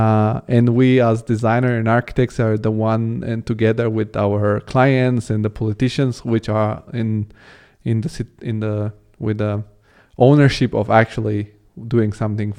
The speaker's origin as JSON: {"language": "English", "country": "Italy", "tie": "born or raised there", "also_born_or_lived": "Bulgaria", "moved": "yes", "lives_now": "Germany", "said": "I'm born in Bulgaria, which is Eastern European country. I grew up in Italy and now I'm in Germany."}